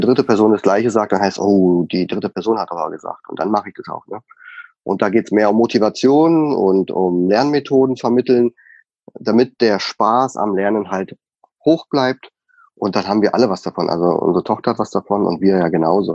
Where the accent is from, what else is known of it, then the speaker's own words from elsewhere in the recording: Bavaria, Germany; moved away as an adult; Wir kommen nur aus Bayern und lieben an unseren Leberkäse, unsere Weißwurst.